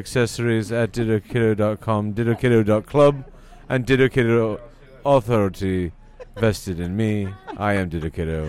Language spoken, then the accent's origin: English; England, United Kingdom; I'm from England.